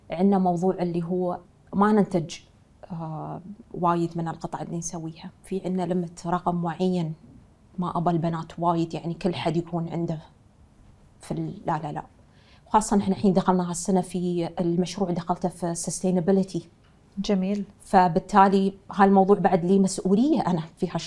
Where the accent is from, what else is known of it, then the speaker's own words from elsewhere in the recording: Dubai, United Arab Emirates; يعني ربيت في في هالدولة وعشت فيها وانا من من ترابها يعني فدايما تلهمني في سرعتها في الانجاز وخاصه انا من دبي